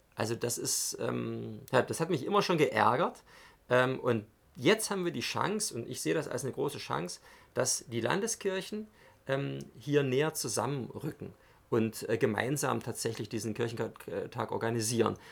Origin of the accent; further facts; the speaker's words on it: a small village near Leipzig, Saxony, Germany; moved away as an adult; now in Görlitz, Germany; ich komme ursprünglich aus der Nähe von Leipzig, bin dort in einem kleinen Dorf aufgewachsen, eine halbe Stunde vom Leipziger Zentrum entfernt